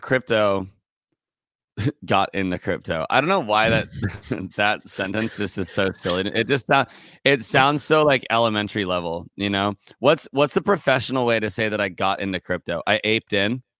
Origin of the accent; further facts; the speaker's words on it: Santa Barbara, California, United States; moved away as an adult; now in Los Angeles, United States; I'm from Santa Barbara, a little bit north of L A. I, I moved down here when I was nineteen